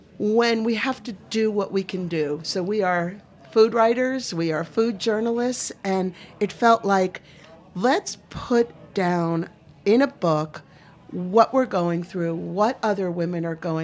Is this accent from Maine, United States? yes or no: yes; Maine, United States; I'm from Maine